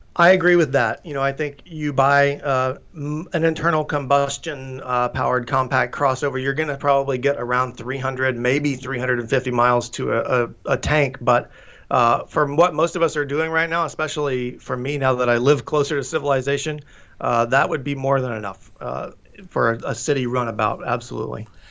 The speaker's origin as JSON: {"language": "English", "region": "Tennessee", "country": "United States", "tie": "born or raised there", "moved": "yes", "said": "I'm from Tennessee, so Chattanooga is a, a, you know a fun memory of mine growing up"}